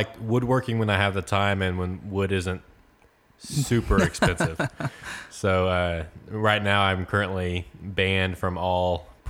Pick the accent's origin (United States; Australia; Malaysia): United States; Frost, Texas; Well, I grew up in Frost, Texas, which is a small town right outside of Corsicana. Very small, about 1 square mile, 600 people.